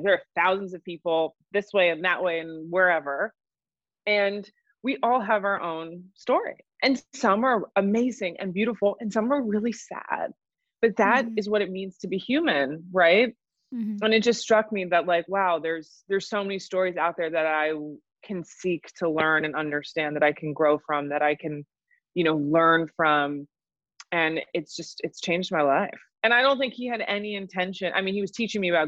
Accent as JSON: {"language": "English", "town": "New York City", "region": "New York", "country": "United States", "tie": "born or raised there", "said": "I'm born and raised in New York. I'm a true New Yorker."}